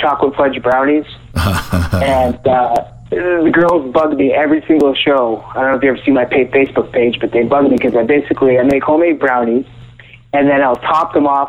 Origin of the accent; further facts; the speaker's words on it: Canada; I'm in Canada right now. I'm from Canada